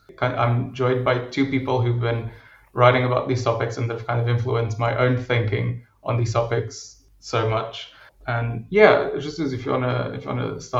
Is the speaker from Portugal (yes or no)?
yes; Portugal; moved away as an adult; for as long as I had on my profile that I was from Portugal.